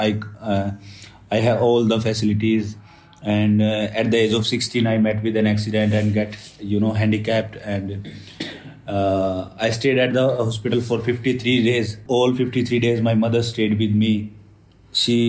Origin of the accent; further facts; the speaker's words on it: Sonipat, Haryana, India; I'm from Sonipat, Haryana village